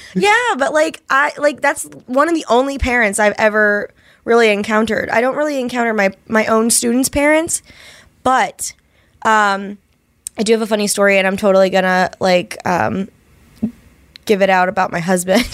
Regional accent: Ohio, United States; I'm from Ohio

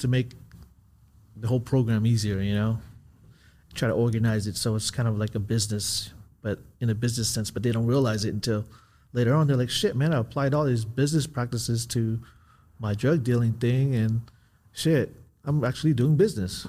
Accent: Southern California, United States; I grew up in California

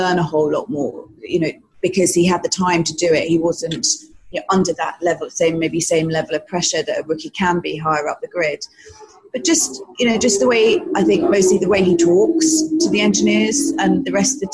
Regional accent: United Kingdom; I'm British

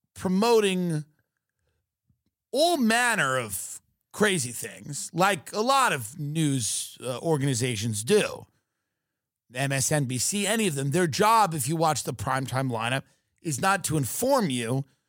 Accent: United States; being an American

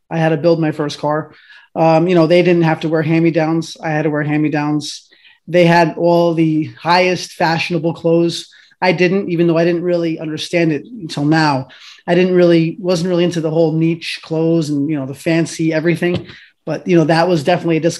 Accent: Oakland, New Jersey, United States; also born or lived in Paterson; originally i was from i was born in paterson so we bounced around a lot we moved around a lot as children unfortunately but ultimately we you know we managed to migrate to oakland new jersey which is in bergen county

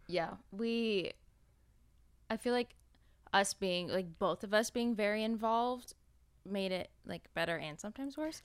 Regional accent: an hour and a half outside of LA, California, United States; We moved out to, like, my hometown

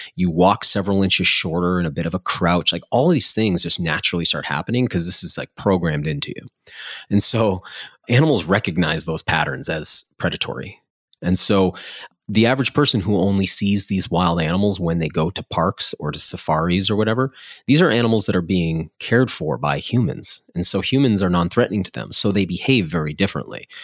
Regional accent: New England, United States; I grew up in New England

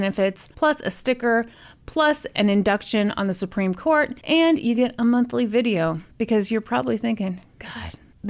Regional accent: Midwest, United States

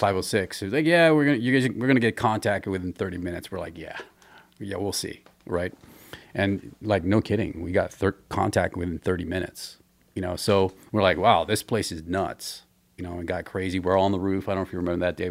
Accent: Hawaii, United States; moved away as an adult; also born or lived in Philippines; I grew up in Hawaii.

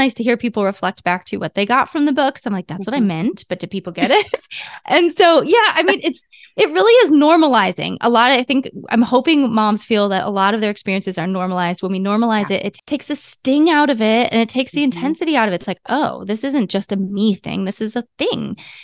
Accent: Ohio, United States; They're a tractor company called MTD. I grew up in Ohio. So we lived in this tiny little farmhouse

